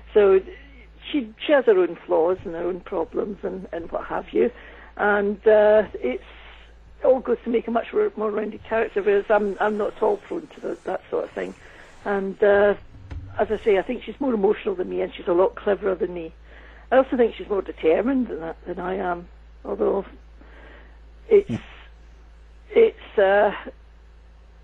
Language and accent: English; Scotland, United Kingdom; moved away as an adult; also born or lived in United States; I did work in the States for many years, and there's one thing I know, it's about working in the USA as a Scottish woman.